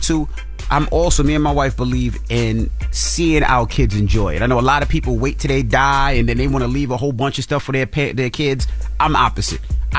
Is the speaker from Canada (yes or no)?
no; Queens, New York, United States; Had me growing up in Queens.